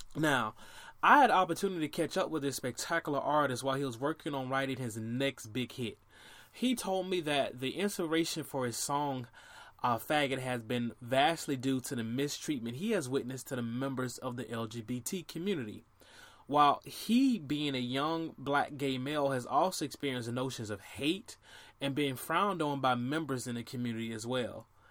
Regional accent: Orlando, Florida, United States; my hometown of Orlando, Florida

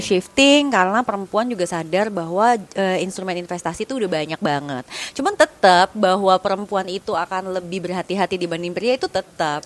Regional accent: Indonesia; kita orang Indonesia

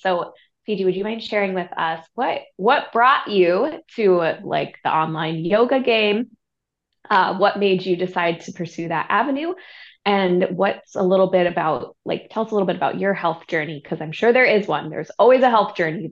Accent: Santa Barbara, California, United States; I grew up in Santa Barbara, California.

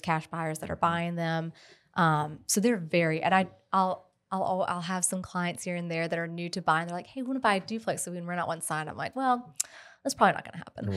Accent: Columbia, South Carolina, United States; now in Lexington, United States; I literally live, grew up right around the corner from here.

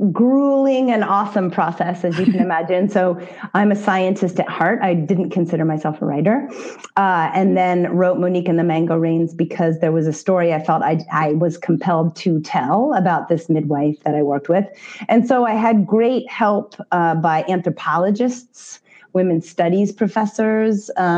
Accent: Granville, Ohio, United States; I was born in Central Ohio, a small farming community of Granville, and my parents hosted international students from Denison University. So I got to grow up with all that interesting stuff around me, and like different music, different foods, different languages.

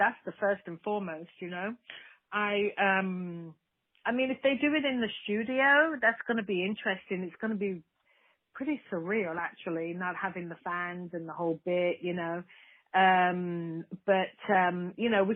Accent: Birmingham, West Midlands, United Kingdom; my hometown in Birmingham, England

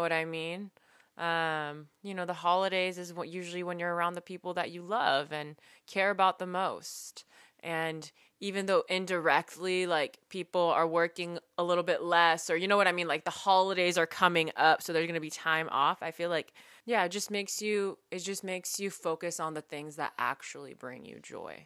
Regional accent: San Francisco, California, United States; We're from San Francisco

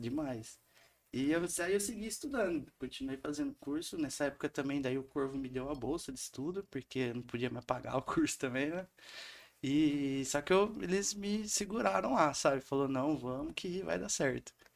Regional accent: Santa Cruz da Conceição, São Paulo, Brazil; moved away as an adult; eu venho de Santa Cruz da Conceição, que é uma cidadezinha que tem 4 mil habitantes só

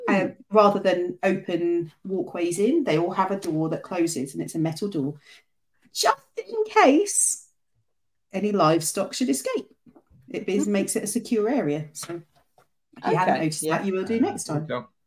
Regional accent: United Kingdom; Maybe it's just me being extremely British.

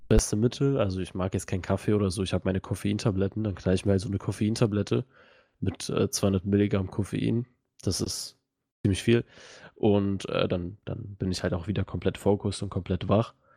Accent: Russia; now in Germany; ich komme ja auch aus Russland

